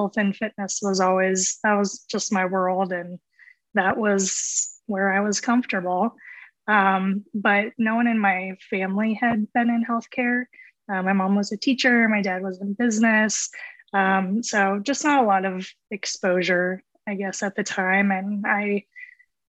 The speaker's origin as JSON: {"language": "English", "region": "central Iowa", "country": "United States", "tie": "born or raised there", "also_born_or_lived": "Los Angeles / Dallas", "moved": "as an adult", "said": "I grew up in Iowa, like central Iowa"}